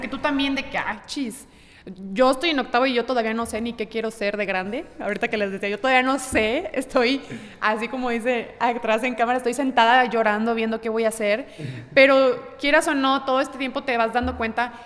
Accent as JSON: {"language": "Spanish", "town": "Ciudad Victoria", "region": "Tamaulipas", "country": "Mexico", "tie": "born or raised there", "moved": "yes", "said": "yo vengo de Ciudad Victoria, Tamaulipas, y desde chiquita siempre he estado presente eh, la pintura al óleo"}